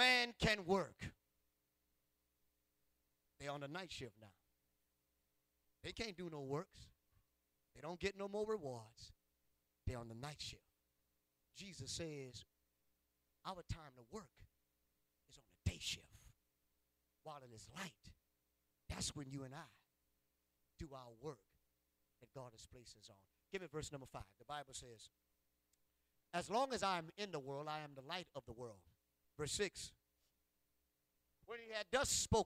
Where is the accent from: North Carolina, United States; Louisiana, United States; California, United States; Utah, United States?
Louisiana, United States; Ville Platte; moved away; also born or lived in Indiana; I'm from Ville Platte